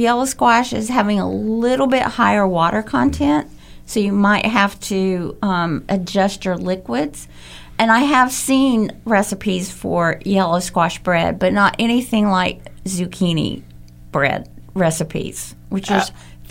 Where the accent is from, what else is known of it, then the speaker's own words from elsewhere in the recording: Bradley Junction, Florida, United States; also born or lived in Jacksonville, Florida; I was born in Jacksonville, and I was raised in Polk County.